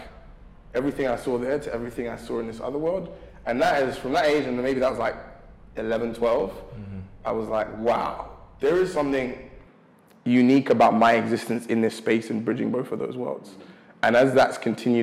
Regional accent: London, United Kingdom; I grew up in South London, a place called Catford

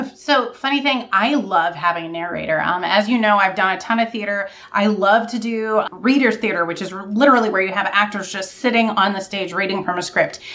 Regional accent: Vermont, United States; I'm from Vermont

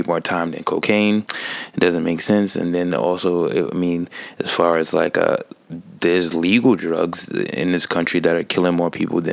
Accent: New York, United States; growing up in New York and seeing how like what the school system teaches you

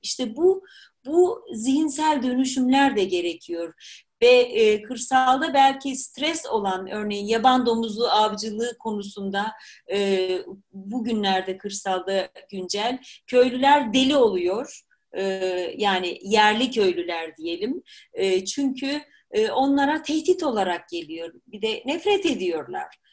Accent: Black Sea Region, Turkey; moved away; also born or lived in Germany; Karadenizliyim sonuçta.

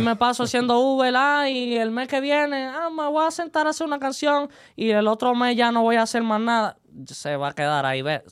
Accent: Santiago de Cuba, Cuba; moved away as an adult; now in Las Vegas, United States; yo soy cubano de Santiago de Cuba, la isla del Caribe.

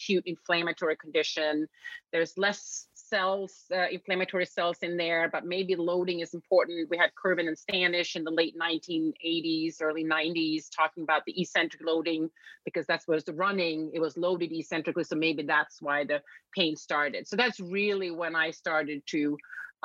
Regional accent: Sweden; moved away as an adult; now in United States; I was born and raised in Sweden

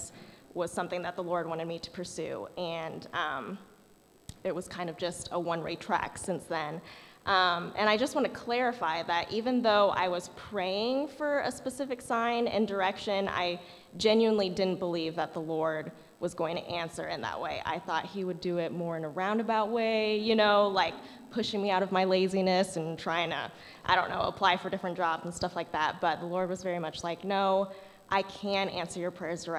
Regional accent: Wichita, Kansas, United States; moved away as an adult; also born or lived in Arkansas; I am from Wichita, Kansas

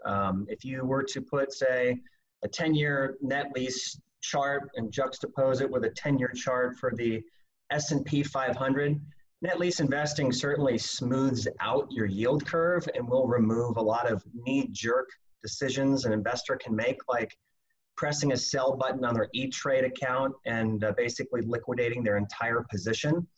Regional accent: Omaha, Nebraska, United States; moved away as an adult; now in Phoenix, United States; I'm originally from Omaha, Nebraska. Came down here to Phoenix about 18 years ago

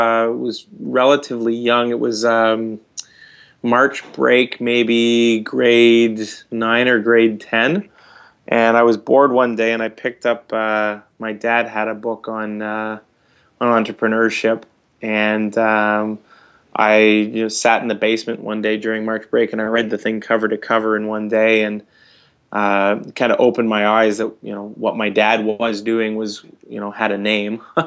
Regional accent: Vankleek Hill, Ontario, Canada; moved away as an adult; also born or lived in Newmarket, Ontario; I was born in Newmarket, but my family moved to Van Cleek Hill area in, I guess, 84. So I think I was about 8 years old, something like that. And so I grew up in Van Cleek Hill.

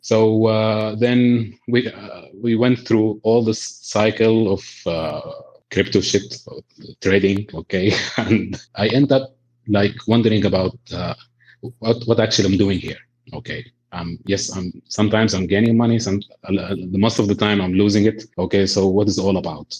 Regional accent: Sudan; There is a poor people in my home country

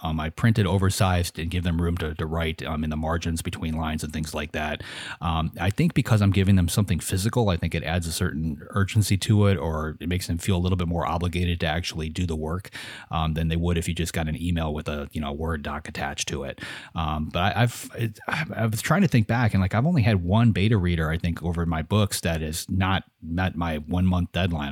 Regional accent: United States; I'm an American, so I'm lazy. I only speak English

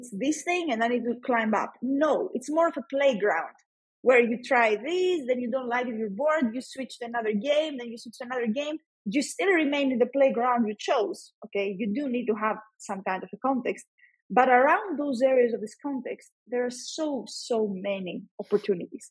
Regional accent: Greece; also born or lived in Athens; in Greece, we have these exams in order to join the university

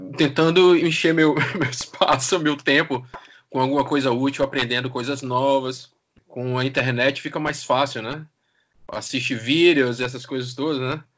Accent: Brazil; now in Portugal; Sou brasileiro

